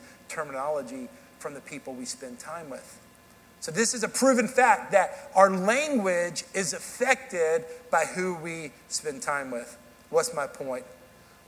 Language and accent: English; Dallas, Texas, United States; accent: southern drawl; moved away as an adult; also born or lived in Kansas City / Tennessee; now in Hendersonville, Tennessee, United States; I grew up in Dallas, Texas, and then for 18 years I lived there. I moved to Kansas City for college.